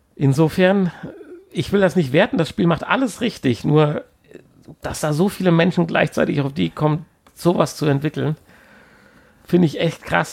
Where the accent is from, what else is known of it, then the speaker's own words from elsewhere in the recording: Siegerland, North Rhine-Westphalia, Germany; wir kommen ja aus dem Siegerland